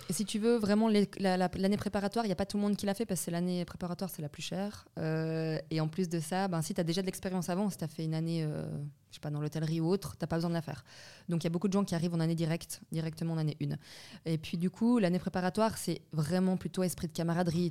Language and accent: French; Vaud, Switzerland; also born or lived in Belgium / Wiesbaden, Germany; je suis originaire de Belgique euh, où j'ai grandi là-bas jusqu'à l'âge de 6 ans. Et puis après, je suis venue ici avec euh, mes parents et puis ma petite sœur. J'ai fait euh, mes études donc dans le canton de Vaud